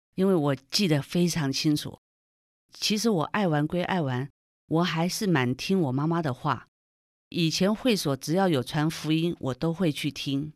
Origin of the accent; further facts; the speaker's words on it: Taipei, Taiwan; also born or lived in Shandong (family ancestry); 因为那时候我们刚到台湾来是住在台北市西门町那个闹区